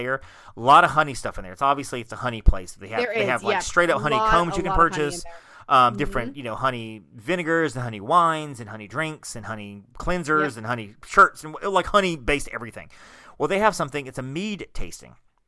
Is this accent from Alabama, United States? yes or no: yes; Alabama, United States; moved away; I'm from Alabama